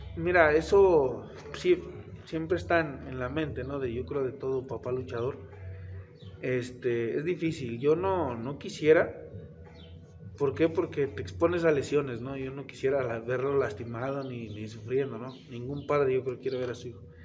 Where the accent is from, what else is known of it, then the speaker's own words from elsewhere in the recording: Tlaxcala, Mexico; yo soy originario de Tlaxcala